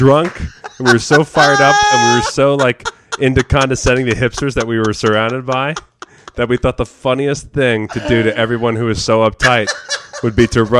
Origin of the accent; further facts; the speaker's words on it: New Jersey, United States; But I'm from New Jersey. I'm proud.